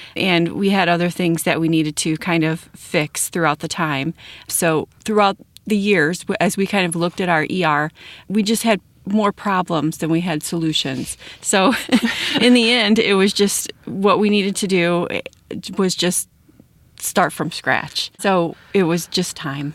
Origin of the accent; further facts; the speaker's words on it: Wilmington, Illinois, United States; now in St. Anne, United States; I grew up in Wilmington and live in St. Anne right now